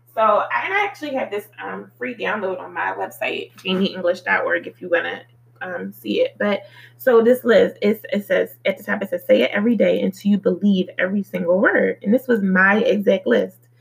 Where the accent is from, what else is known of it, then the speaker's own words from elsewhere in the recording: Philadelphia, Pennsylvania, United States; moved away; I grew up in Philly, in the streets of Philly